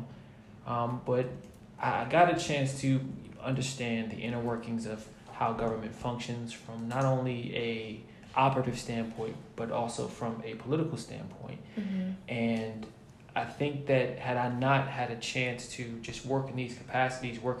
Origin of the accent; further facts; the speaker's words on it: New Jersey, United States; also born or lived in Virginia; I am from New Jersey. I went to Virginia State back in 2009 to 2013. I moved back home to New Jersey